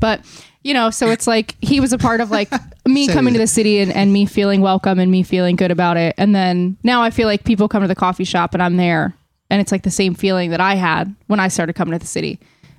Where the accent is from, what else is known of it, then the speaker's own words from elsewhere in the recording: Hamilton, New Jersey, United States; I grew up in Hamilton.